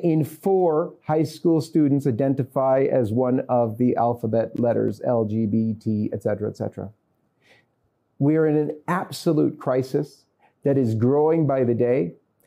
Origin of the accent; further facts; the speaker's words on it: Canada; because I'm coming from Canada, so we'll maintain with Canada's statistics.